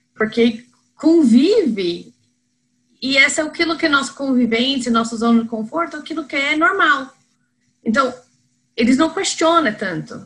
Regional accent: United States; Portuguese is a second language; moved away as an adult; also born or lived in Spain; now in Brazil; eu sou americana, então vocês que estão ouvindo mais no sul, não é que eu sou de importada de Campinas ou Ribeirão, é, é americana mesmo.

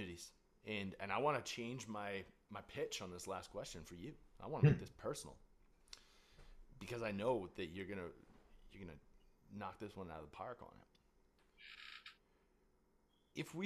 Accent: Canada; I'm Canadian

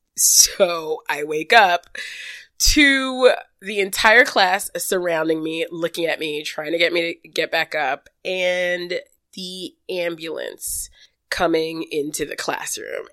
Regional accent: New York City, New York, United States; growing up in Brooklyn

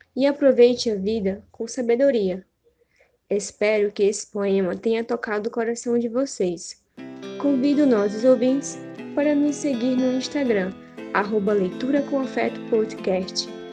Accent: Manaus, Amazonas, Brazil; sou de Manaus

